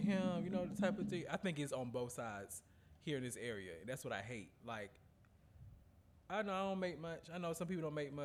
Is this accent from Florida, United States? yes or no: no; North Carolina, United States; I'm from the South. You know, I'm from North Carolina